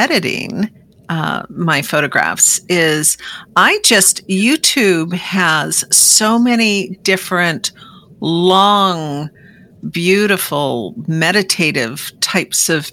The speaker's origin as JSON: {"language": "English", "town": "Seattle", "region": "Washington", "country": "United States", "said": "I'm from the Seattle area."}